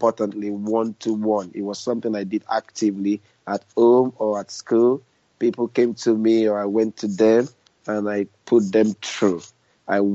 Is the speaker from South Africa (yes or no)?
no; Nigeria; moved away as an adult; now in United Kingdom; I was born in Nigeria, although now I live my life in the UK.